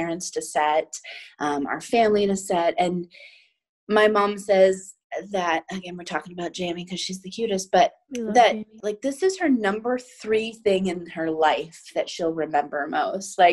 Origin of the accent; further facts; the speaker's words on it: Maine, United States; also born or lived in Savannah; now in Los Angeles, United States; I grew up in Maine